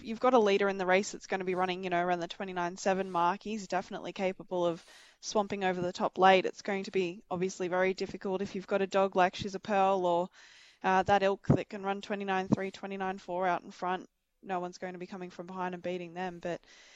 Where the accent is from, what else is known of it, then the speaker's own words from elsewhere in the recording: Hunter Valley, New South Wales, Australia; I grew up in the Hunter Valley, so had plenty of tracks surrounding us